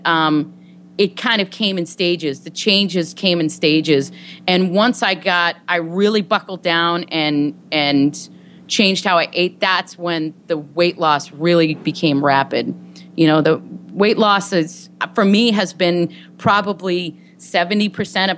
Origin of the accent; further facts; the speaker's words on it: Boston, Massachusetts, United States; now in Los Angeles, United States; I'm originally from the Boston area